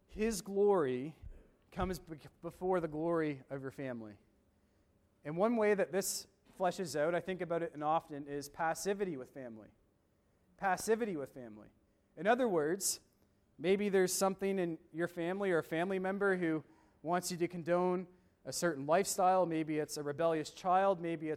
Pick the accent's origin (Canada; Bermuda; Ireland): Canada; Woodstock, New Brunswick; also born or lived in Doaktown, New Brunswick; I grew up in Woodstock, New Brunswick, and then I live in Doaketown now